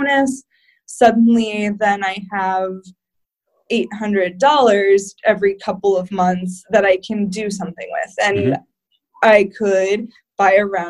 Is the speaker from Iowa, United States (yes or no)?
yes; Davenport, Iowa, United States; moved away; also born or lived in South County, Rhode Island; I'm from Davenport, Iowa